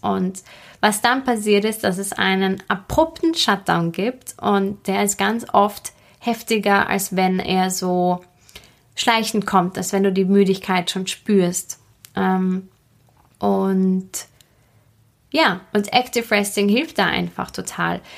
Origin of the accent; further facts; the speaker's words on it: Austria; bei uns in Österreich